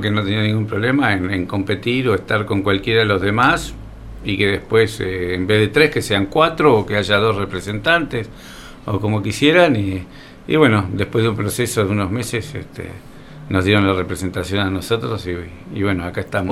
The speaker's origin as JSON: {"language": "Spanish", "town": "Coronel Suárez", "region": "Buenos Aires Province", "country": "Argentina", "tie": "born or raised there", "also_born_or_lived": "Rosario", "said": "soy un, suarense, nací en Rosario"}